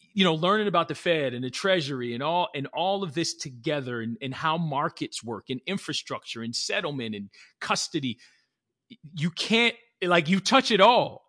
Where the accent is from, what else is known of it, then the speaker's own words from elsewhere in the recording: New Jersey, United States; born and raised in New Jersey